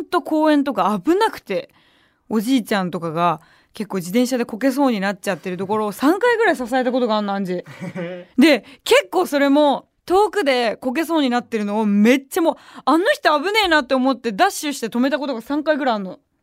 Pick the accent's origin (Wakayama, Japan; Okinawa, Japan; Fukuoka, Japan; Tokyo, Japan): Tokyo, Japan; 東京出身だし、東京で活動してるわけだから